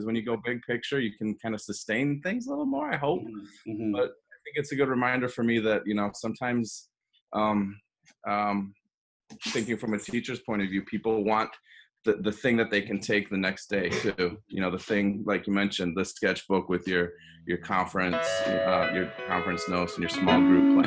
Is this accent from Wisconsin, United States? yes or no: yes; Hudson, Wisconsin, United States; accent: upper Midwest; also born or lived in Twin Cities area, Minnesota; I grew up in a place called Hudson, Wisconsin, which is on the St. Croix River